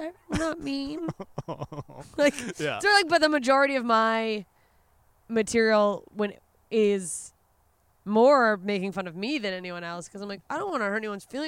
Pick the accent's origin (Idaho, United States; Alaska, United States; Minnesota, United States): Alaska, United States; my idea of celebrating solstice comes from growing up in Alaska where we would have a summer solstice festival